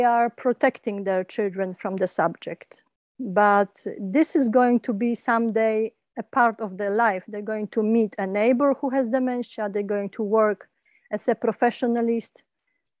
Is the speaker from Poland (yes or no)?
yes; Kraków, Lesser Poland, Poland; also born or lived in England; when I came back to Poland from England. I used to live in England for 12 years